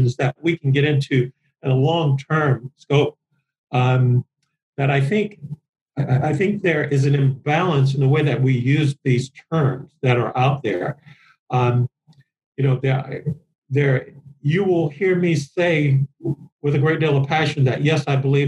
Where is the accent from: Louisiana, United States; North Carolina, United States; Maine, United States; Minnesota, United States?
Louisiana, United States; New Orleans; my experience from policing from a teenager, growing up in New Orleans.